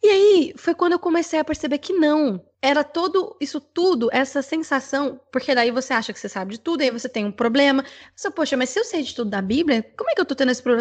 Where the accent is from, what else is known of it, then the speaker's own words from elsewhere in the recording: Goiânia, Goiás, Brazil; moved away as an adult; now in Atlanta, United States; a sede é em Goiânia, que é a minha cidade natal